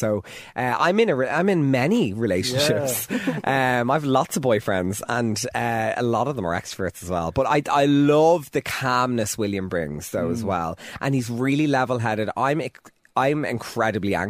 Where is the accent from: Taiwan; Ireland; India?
Ireland; Dublin, Leinster; Nutgrove to me, because I grew up there